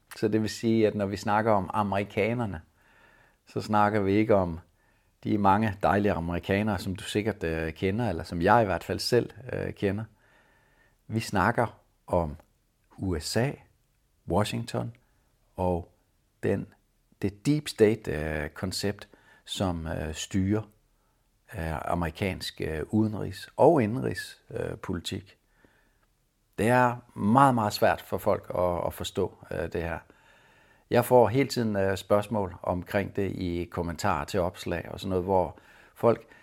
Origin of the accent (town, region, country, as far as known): Denmark